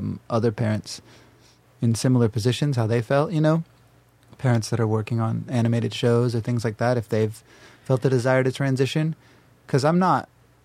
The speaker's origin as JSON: {"language": "English", "region": "North Carolina", "country": "United States", "tie": "born or raised there", "moved": "yes", "lives_now": "Los Angeles, United States", "said": "where I grew up in North Carolina"}